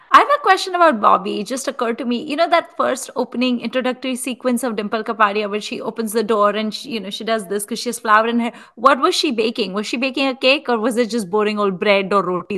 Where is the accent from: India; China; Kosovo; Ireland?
India; moved away; also born or lived in Chicago; i'm Indian